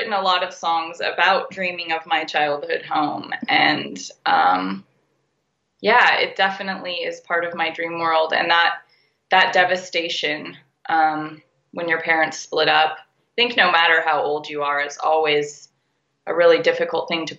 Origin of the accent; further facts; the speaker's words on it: Nevada City, California, United States; also born or lived in Humboldt County, California; I grew up in Nevada City